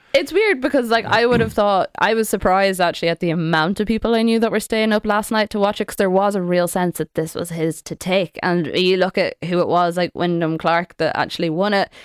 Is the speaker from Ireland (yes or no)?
yes; Sligo, Connacht, Ireland; I'm from Sligo